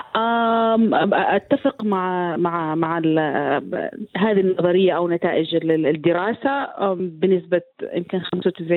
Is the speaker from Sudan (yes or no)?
yes; Sudan; عندنا في السودان